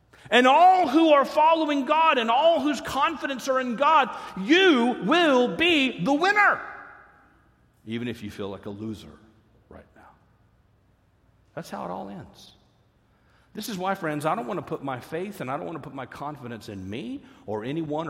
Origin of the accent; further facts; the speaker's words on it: Fort Worth, Texas, United States; I grew up in Fort Worth, Texas